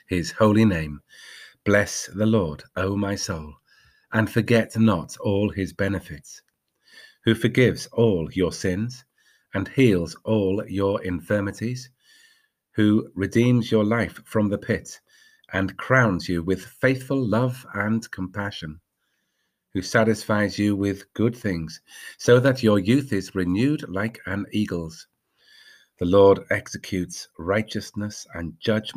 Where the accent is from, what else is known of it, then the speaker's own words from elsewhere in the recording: Darlington, North East England, United Kingdom; When I was brought up in Darlington, there was a group on Carmel Road North around the corner